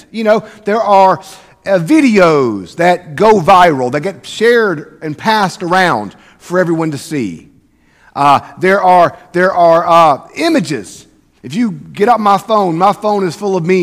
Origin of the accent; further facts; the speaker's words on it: South Mississippi, United States; I grew up in South Mississippi.